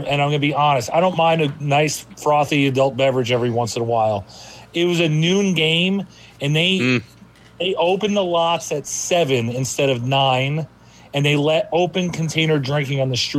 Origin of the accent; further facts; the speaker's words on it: New Jersey, United States; where I grew up, I could have swam to New York City from where I grew up in Jersey.